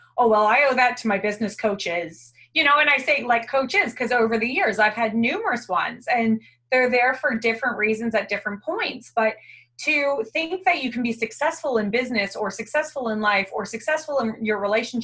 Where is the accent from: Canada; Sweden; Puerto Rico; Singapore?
Canada; moved away as an adult; now in Australia; I'm originally from Canada